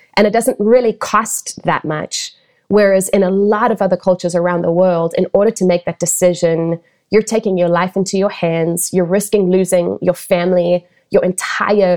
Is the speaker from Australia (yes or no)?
no; South Africa; moved away; where I was raised in South Africa